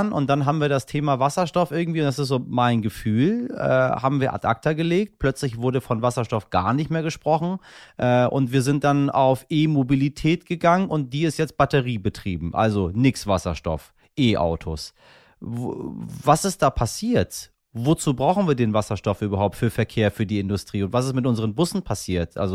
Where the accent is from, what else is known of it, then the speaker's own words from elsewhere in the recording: Hamburg, Germany; Äh, ich komme hier aus Hamburg und wir haben hier die Linie 106.